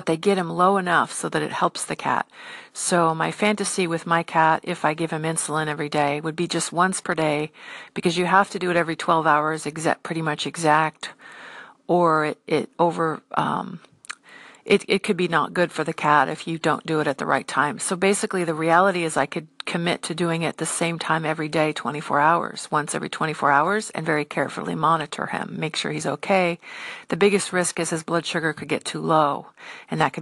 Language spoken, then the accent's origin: English; United States; I'm an American